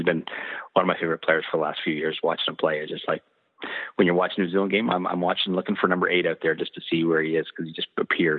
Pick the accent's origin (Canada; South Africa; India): Canada; Style for me as a Canadian